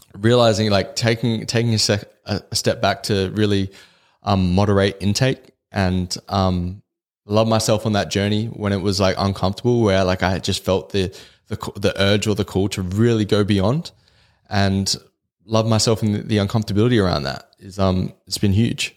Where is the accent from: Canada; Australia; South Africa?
Australia; the culture we grew up in in Australia